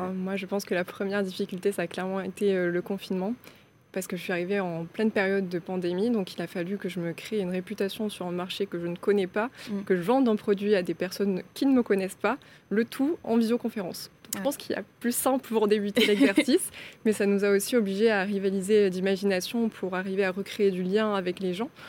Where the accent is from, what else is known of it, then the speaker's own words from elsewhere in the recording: Aveyron, Occitania, France; moved away as an adult; also born or lived in Toulouse; je suis née euh, en Aveyron